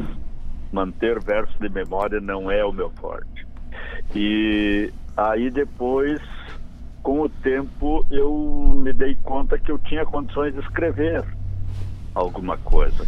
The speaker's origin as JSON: {"language": "Portuguese", "town": "São Pedro do Sul", "region": "Rio Grande do Sul", "country": "Brazil", "tie": "born or raised there", "moved": "yes", "said": "Eu sou natural de São Pedro do Sul."}